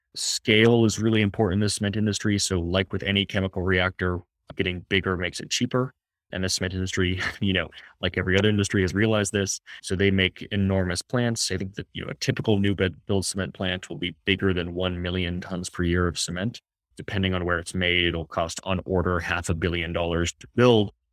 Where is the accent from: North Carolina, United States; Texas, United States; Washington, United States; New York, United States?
Washington, United States; my home state of Washington